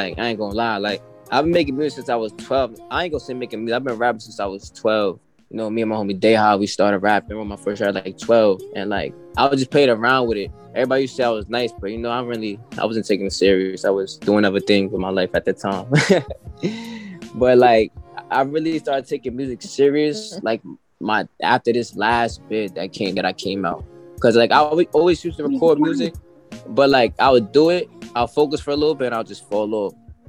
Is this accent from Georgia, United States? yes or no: no; Brooklyn, New York, United States; also born or lived in Bronx / Queens / White Plains; I'm from Brooklyn, from Crown Heights, Brooklyn. Eastern Parkway, between Albany and Troy. That's where I'm originally from. But I lived around a lot of places in New York.